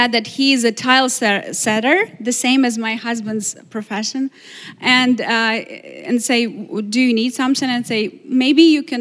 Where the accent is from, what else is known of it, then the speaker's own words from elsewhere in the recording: Ukraine; English is a second language; moved away as an adult; now in Glastonbury, United States; we are the family from Ukraine and we need a place to live